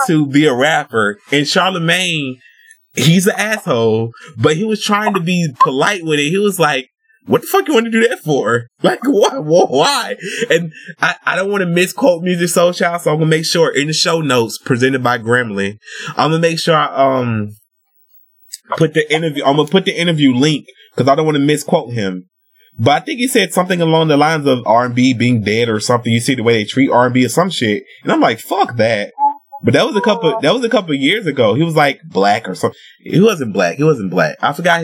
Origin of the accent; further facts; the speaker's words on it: the South, United States; I'm from the South